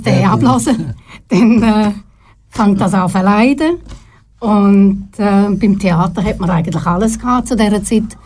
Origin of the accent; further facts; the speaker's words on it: Herisau, Appenzell Ausserrhoden, Switzerland; also born or lived in Trogen / Zurich; Ich bin nämlich im Appenzellerland aufgewachsen